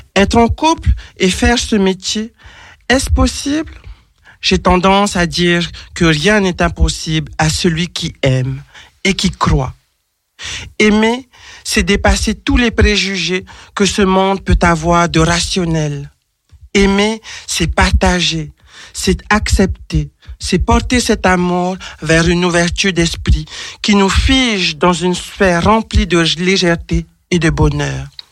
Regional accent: French Polynesia; je suis originaire de l'île de Tahiti

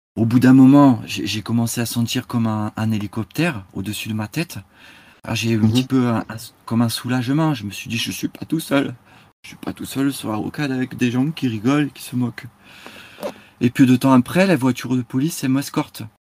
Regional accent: Basque Country, Nouvelle-Aquitaine, France; je suis du Pays Basque, vous voyez, je suis basque

